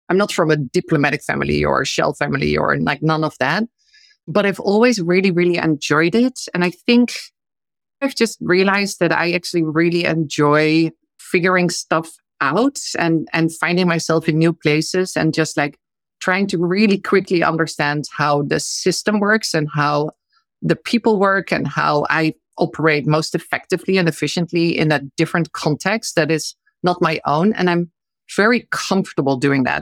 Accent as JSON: {"language": "English", "region": "eastern Netherlands", "country": "Netherlands", "tie": "born or raised there", "also_born_or_lived": "China / India / Kenya", "moved": "as an adult", "said": "I'm from the Netherlands originally. I grew up in a relatively small town on the eastern side of our country"}